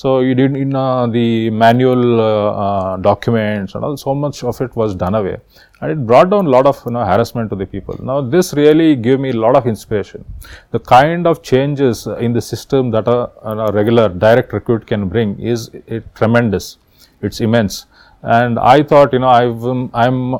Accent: Karnataka, India; I am from Karnataka and I am a 2011 batch IAS officer

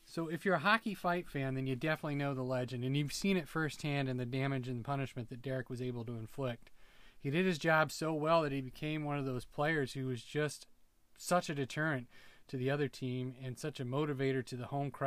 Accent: Minnesota, United States; I'm a Minnesotan. Sure, yeah, you can tell by the way I talk.

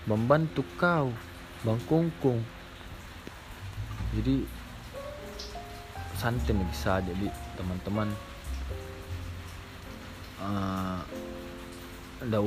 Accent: Makassar, South Sulawesi, Indonesia; accent: Makassar; kalau di Makassar bangga kita punya bahasa Makassar bangga kita punya logat Makassar saya bangga aja saya

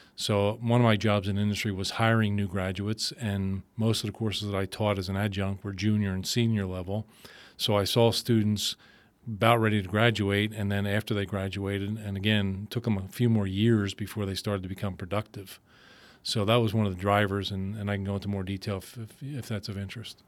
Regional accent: Philadelphia, Pennsylvania, United States; moved away as an adult; also born or lived in Allentown, Pennsylvania; I'm originally from Philadelphia, spent most of my life there.

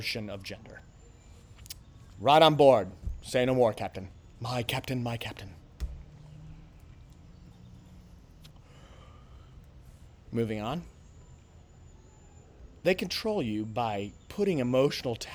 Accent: United States; And I'm an American. I speak English.

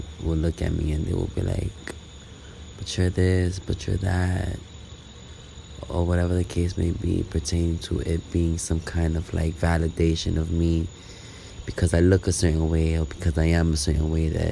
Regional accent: New York City, New York, United States; also born or lived in Brooklyn, New York; Born and raised New Yorker from the Lower East Side, but currently in Brooklyn right now

